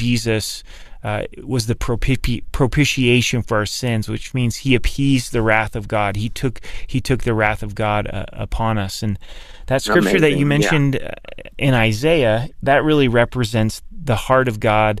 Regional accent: Oregon, United States; I grew up in Oregon

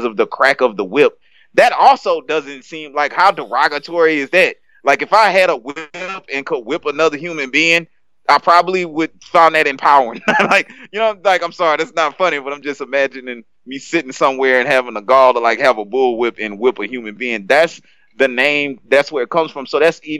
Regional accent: South Louisiana, United States; I grew up in South Louisiana

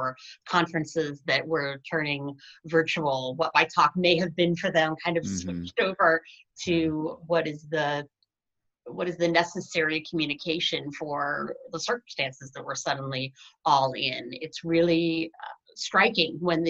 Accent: Ohio, United States; moved away as an adult; also born or lived in New York City; I grew up in Ohio my entire life

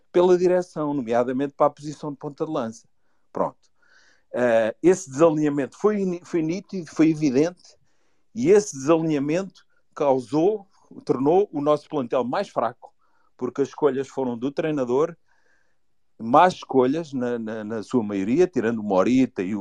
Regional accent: Lisbon, Portugal; Eu não sou do Norte, sou daqui de Lisboa.

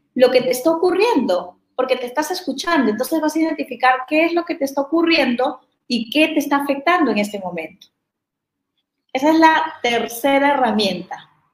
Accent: Peru; also born or lived in Mexican Caribbean; now in Mexico; soy de Perú

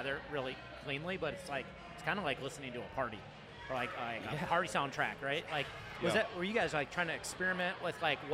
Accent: Midwest, United States; growing up in the Midwest and skateboarding

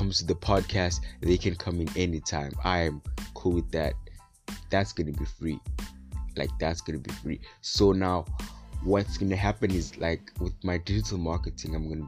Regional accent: Western Cape, South Africa; I'm from Gwalanga, part of IMK.

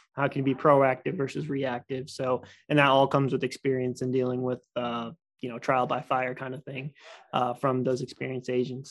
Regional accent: Stafford, Virginia, United States; I grew up in Stafford my whole life

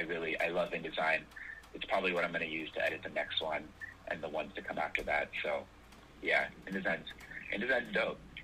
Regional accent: Los Angeles, California, United States; also born or lived in New York; my hometown is Los Angeles, California, where I'm calling from right now

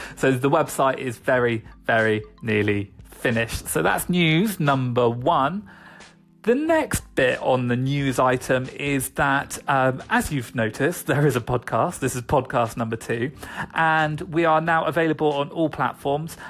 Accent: United Kingdom; I am British, so I'm going to keep saying niche.

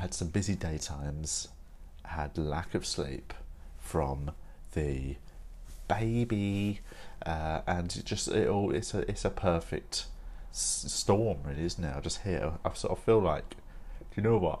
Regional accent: United Kingdom; as a British person

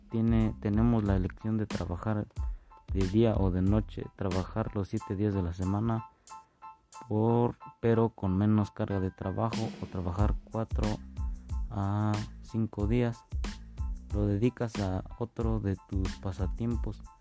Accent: Tolimán, Querétaro, Mexico; vengo de Tolimán, Querétaro, soy de una comunidad del Cerrito Parado

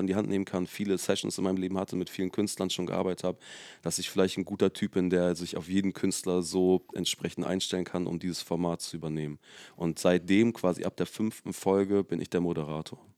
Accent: south of Hamburg, Germany; wir sind in meiner quasi Heimat, also ich komme aus dem Süden von Hamburg. Mhm. Und das ist von hier jetzt so zu meinem Elternhaus, wäre es wahrscheinlich 20 Minuten im Auto.

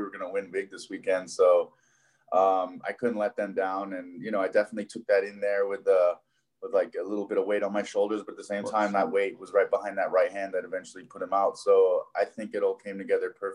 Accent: Hong Kong; moved away as an adult; also born or lived in Buffalo, New York / Florida; now in Las Vegas, United States; I was born and raised there

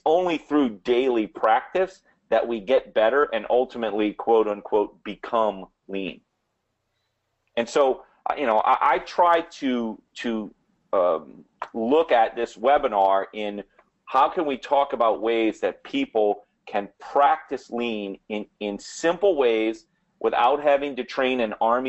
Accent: New Orleans, Louisiana, United States; accent: New Orleans; my New Orleans accent

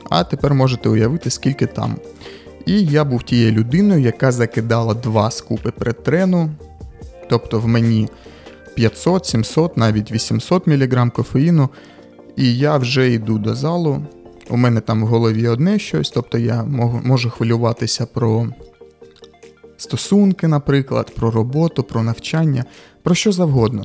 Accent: Kharkiv, Kharkiv Oblast, Ukraine; accent: surzhyk; я харків'янин, і можливо, десь ви будете чути якісь суржики

